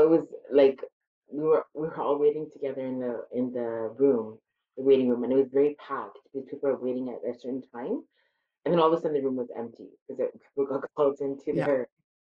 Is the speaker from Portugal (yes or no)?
no; Alberta, Canada; my parents are from India and I was born and raised in Canada